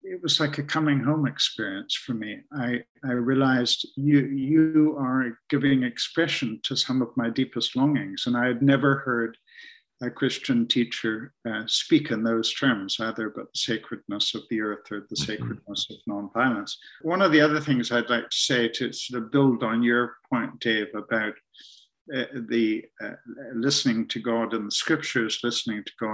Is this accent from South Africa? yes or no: no; Ontario, Canada; moved away as an adult; now in Scotland, United Kingdom; I'm in Scotland now, but in fact, I grew up in Canada and spent a lot of time up in the Muskoka Lakes, north of big cities like Toronto